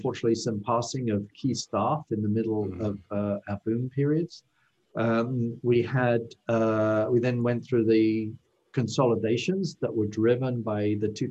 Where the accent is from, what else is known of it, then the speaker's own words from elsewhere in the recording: United Kingdom; moved away as an adult; now in United States; as you might be able to tell from my accent, I'm originally from the UK.